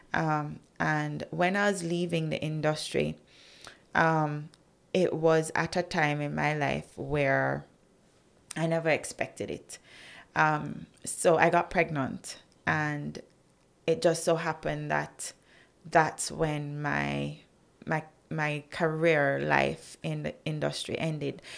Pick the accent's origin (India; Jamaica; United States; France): Jamaica; as a Jamaican, I still maintained my brand Jamaica